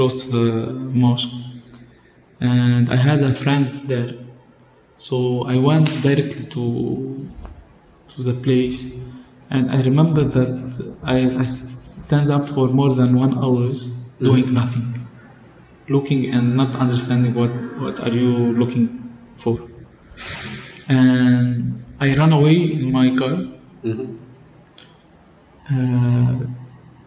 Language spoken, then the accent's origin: English; Tripoli, North Governorate, Lebanon; accent: Tripolitan; I have been born in Tripoli. I'm originally from Tripoli. And I spent all my life living and working in Tripoli and surrounding.